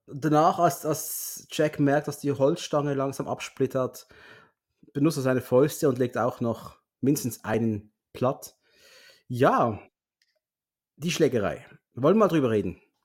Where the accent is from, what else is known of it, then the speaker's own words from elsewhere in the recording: Basel, Basel-Stadt, Switzerland; bei uns in Basel